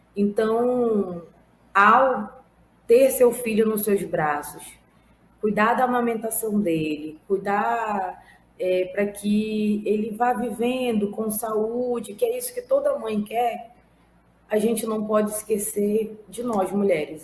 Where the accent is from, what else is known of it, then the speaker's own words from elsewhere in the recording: Amazonas, Brazil; estou secretária nacional de Mulheres do PT, mas sou do Amazonas.